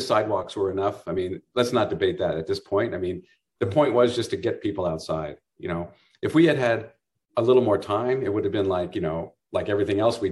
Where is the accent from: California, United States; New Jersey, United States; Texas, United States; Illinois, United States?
California, United States; Burlingame; now in Santa Barbara, United States; I grew up in Burlingame, you know, up in the Bay Area